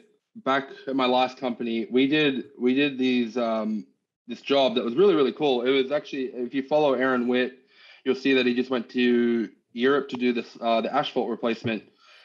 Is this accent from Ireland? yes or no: no; Australia; also born or lived in United States; First and foremost, I was actually born and raised in Australia, and I lived in the States for 10 years, picked up the accent and moved back. So I am Australian born and raised.